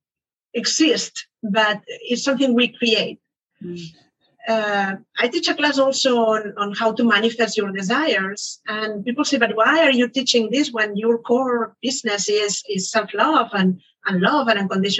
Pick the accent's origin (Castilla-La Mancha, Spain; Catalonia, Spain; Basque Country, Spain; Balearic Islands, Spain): Catalonia, Spain; Barcelona; moved away as an adult; now in United States; I moved to the US. I am originally from Barcelona